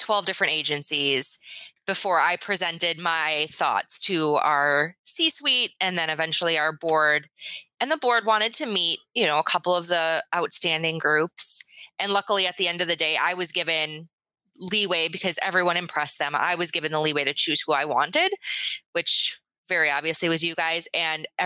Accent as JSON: {"language": "English", "region": "Wisconsin", "country": "United States", "said": "I am from Wisconsin. I am Midwestern through and through"}